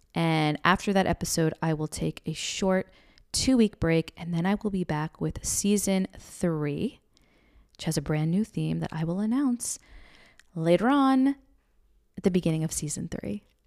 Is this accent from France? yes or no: no; United States; We grew up right outside New York City, in a suburb outside New York City